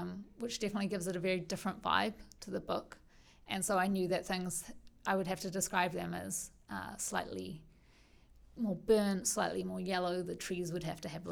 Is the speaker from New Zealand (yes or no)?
yes; Auckland, New Zealand; growing up in Auckland